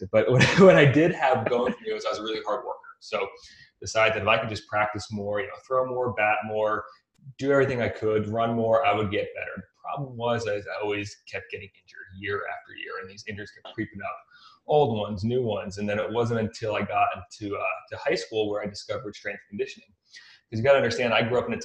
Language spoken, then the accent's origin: English; Pottsville, Pennsylvania, United States; now in Phoenix, United States; I grew up in a little town called Pottsville. It's backwoods Pennsylvania